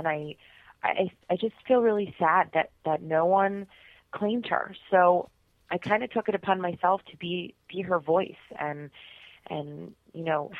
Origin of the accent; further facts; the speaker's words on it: Blairstown, New Jersey, United States; I grew up in Blairstown